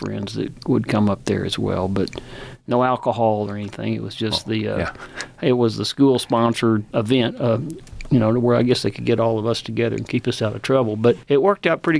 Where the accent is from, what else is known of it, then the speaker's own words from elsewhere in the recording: Vernon, Texas, United States; I grew up in Vernon, of course, not in Lubbock